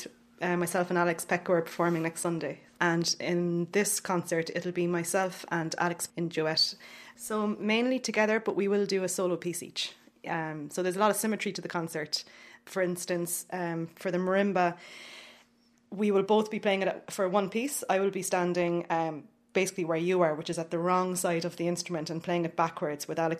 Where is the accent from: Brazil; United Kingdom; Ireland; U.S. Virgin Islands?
Ireland; Cork, Munster; now in Dublin, Ireland; I'm from Cork and I'm a percussionist now living in Dublin.